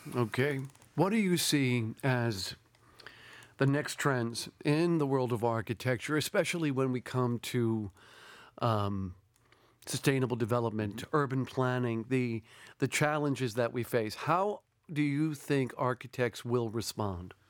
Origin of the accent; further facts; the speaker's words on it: New York City, New York, United States; moved away as an adult; also born or lived in Berlin / Paris / Amman / Baghdad; I grew up in New York City